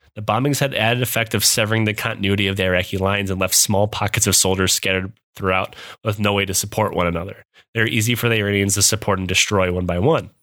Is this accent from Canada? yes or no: no; Midwest, United States; accent: Midwest; moved away; I am from the Midwest. I still s, even though I haven't lived there in over ten years, I still sound like I'm from the Midwest.